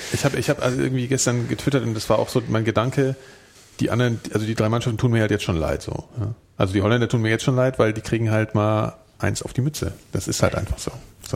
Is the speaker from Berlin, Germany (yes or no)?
no; Frankfurt am Main, Hesse, Germany